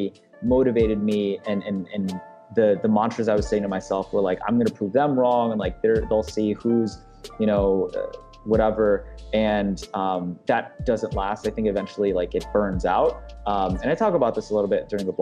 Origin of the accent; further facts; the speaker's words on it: Detroit, Michigan, United States; also born or lived in Philippines; I grew up in the Detroit and surrounding area pretty much all my life